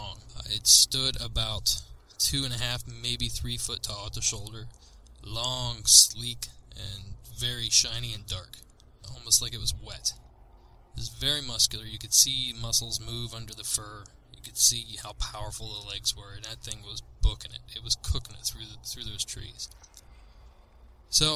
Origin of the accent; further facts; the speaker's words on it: Southeast Ohio, United States; I grew up in Southeast Ohio, a rural, hilly, wooded area, far from many major cities